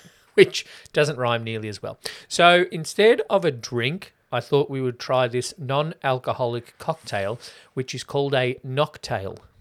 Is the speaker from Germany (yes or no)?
no; the West, Victoria, Australia; I'm from the West